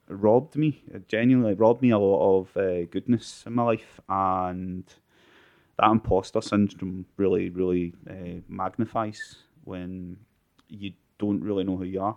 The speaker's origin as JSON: {"language": "English", "town": "Glasgow", "region": "Scotland", "country": "United Kingdom", "said": "I'm from Balnok slash Bingburn in North"}